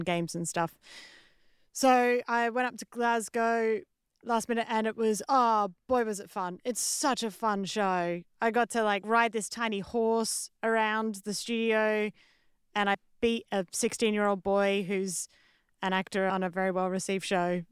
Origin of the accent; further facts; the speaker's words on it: Australia; moved away; I'm Australian comedian, writer, and artist